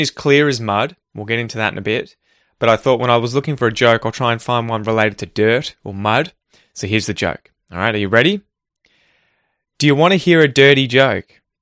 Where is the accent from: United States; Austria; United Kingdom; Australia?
Australia; growing up in Australia